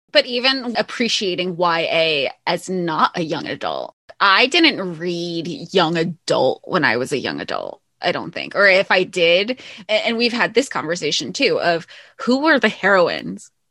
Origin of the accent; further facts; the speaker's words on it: the South, United States; growing up in the South